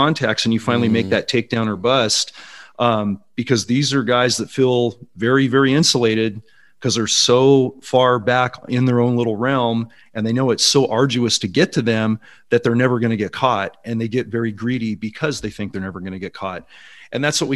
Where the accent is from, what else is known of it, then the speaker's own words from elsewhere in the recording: Silicon Valley, California, United States; 25 of those were in the Silicon Valley where I grew up. So I was actually working my hometown